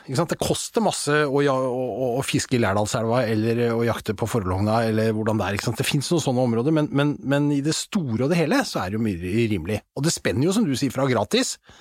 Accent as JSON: {"language": "Norwegian", "town": "Asker", "region": "Akershus", "country": "Norway", "tie": "born or raised there", "said": "jeg vokste opp i Asker"}